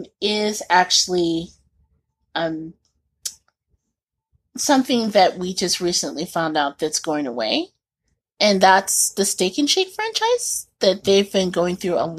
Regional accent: Indianapolis, Indiana, United States; growing up in Indianapolis

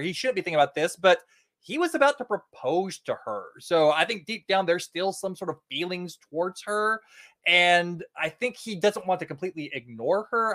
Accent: Northeastern Oklahoma, United States; growing up in Northeastern Oklahoma

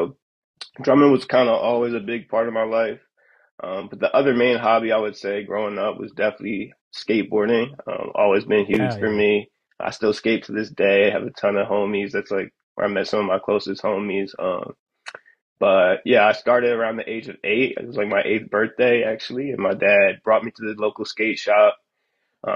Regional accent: Media, Pennsylvania, United States; I'm originally from Media, Pennsylvania, which is pretty much like a small town right outside the Philly area, like a 30-minute drive outside. So grew up there

